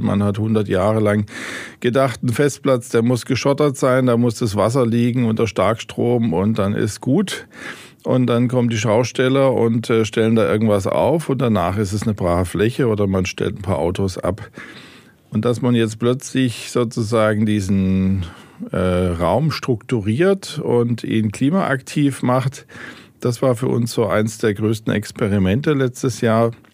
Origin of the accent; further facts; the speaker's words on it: Stuttgart, Baden-Württemberg, Germany; moved away as an adult; also born or lived in Hamburg; now in Heilbronn, Germany; Ich selber bin ja gebürtiger Stuttgarter, bin am Nesenbach aufgewachsen